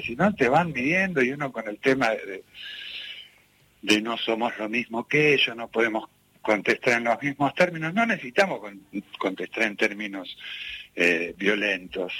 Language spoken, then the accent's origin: Spanish; Ramos Mejía, Buenos Aires Province, Argentina; Yo soy de La Matanza, soy de Ramos Mejía